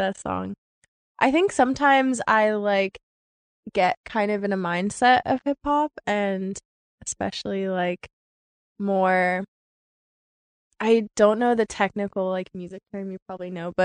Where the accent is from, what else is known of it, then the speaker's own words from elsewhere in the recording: Bay Area, California, United States; now in Washington, D.C., United States; I'm from California. Yeah, Bay Area hip hop.